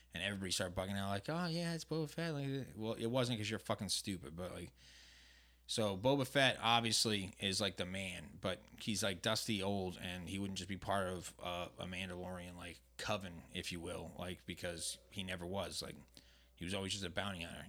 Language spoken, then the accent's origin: English; New England, United States; now in Southern California, United States; I'm from New England